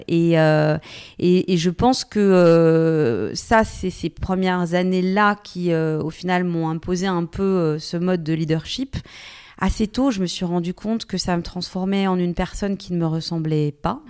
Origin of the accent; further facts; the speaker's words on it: Bourgogne-Franche-Comté, France; moved away; also born or lived in Paris / Lyon / New York; je viens finalement d'un petit village, je viens de Franche-Comté, donc j'ai reconnu beaucoup de personnalités euh, que, que j'avais pu croiser euh, pendant mon enfance